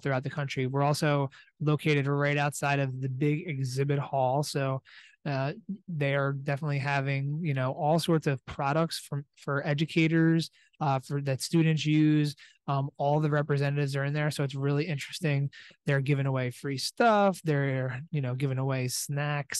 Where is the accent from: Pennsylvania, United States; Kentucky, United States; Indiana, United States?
Pennsylvania, United States; Allentown; here from the Philadelphia Convention Center, about an hour south of Allentown. So in my hometown, so it's nice to be able to come back home